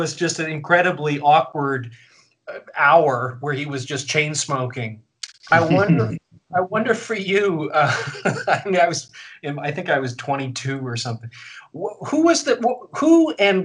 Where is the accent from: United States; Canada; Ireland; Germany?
Canada; Vancouver, British Columbia; I grew up in Vancouver